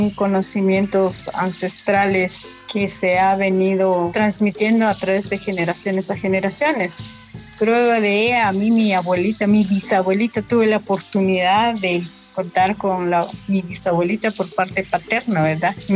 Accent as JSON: {"language": "Spanish", "town": "Santa Eulalia", "region": "Huehuetenango", "country": "Guatemala", "first_language": "Q'anjob'al", "second_language": "Spanish", "said": "soy maya hablante Ranjobán, del municipio de Santa Eulalia, Botenango, Guatemala."}